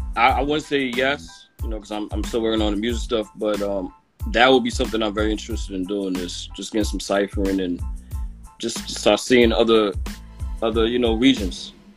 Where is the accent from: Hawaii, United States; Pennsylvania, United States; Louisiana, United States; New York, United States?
New York, United States; New York City; from Brooklyn, uh, Canarsie, Brooklyn.